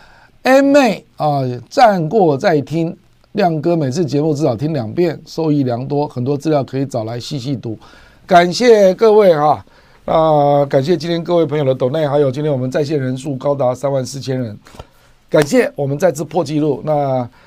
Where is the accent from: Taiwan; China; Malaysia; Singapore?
Taiwan; 身为台湾人，我大概了解台湾的自我毁灭性何来